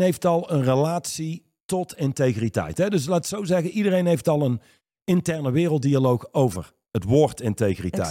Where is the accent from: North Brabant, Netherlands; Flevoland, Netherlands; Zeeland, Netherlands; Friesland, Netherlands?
North Brabant, Netherlands; Reusel; in Reuzel, waar ik opgegroeid ben